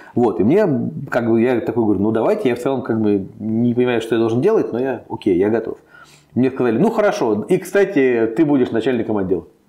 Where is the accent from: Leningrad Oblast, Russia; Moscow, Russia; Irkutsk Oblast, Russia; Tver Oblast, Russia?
Moscow, Russia; я из Москвы, я родился, вырос, всю жизнь живу, все время в Москве